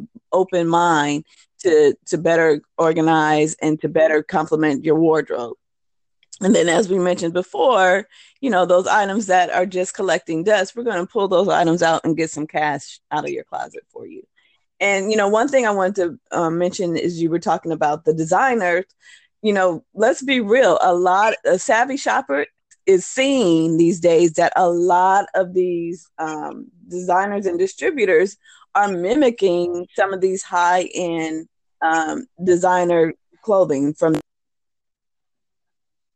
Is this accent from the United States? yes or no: yes; California, United States; moved away as an adult; now in New Orleans, United States; I'm from California.